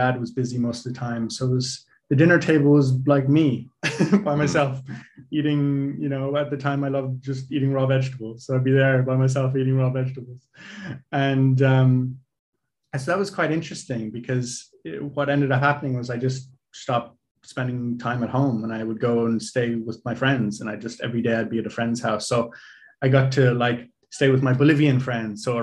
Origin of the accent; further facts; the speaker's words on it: Lesotho; And so um, growing up in Lesotho was a fascinating experience.